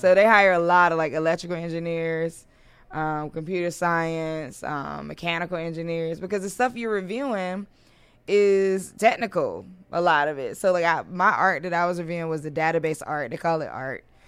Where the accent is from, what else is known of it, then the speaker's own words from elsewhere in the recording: Durham, North Carolina, United States; moved away as an adult; now in Washington, D.C., United States; I'm from North Carolina originally